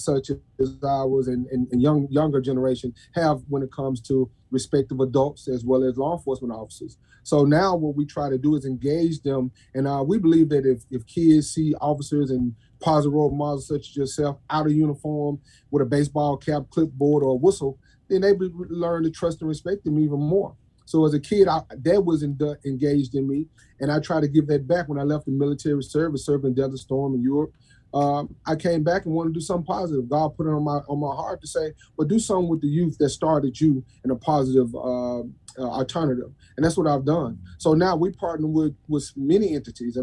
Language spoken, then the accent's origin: English; Memphis, Tennessee, United States; growing up in South Memphis and Ridgecrest apartments